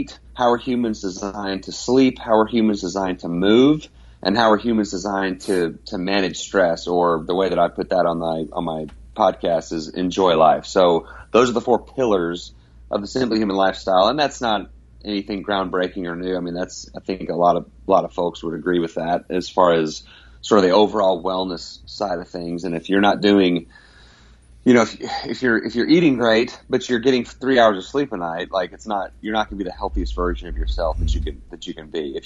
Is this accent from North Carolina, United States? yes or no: no; Dallas, Texas, United States; now in Abilene, United States; I grew up in the North Dallas area